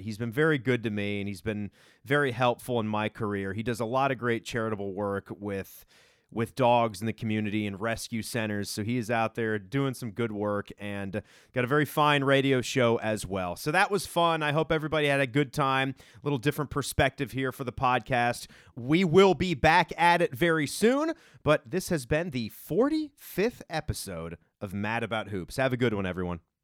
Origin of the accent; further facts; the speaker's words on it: Northern Virginia, United States; growing up in Virginia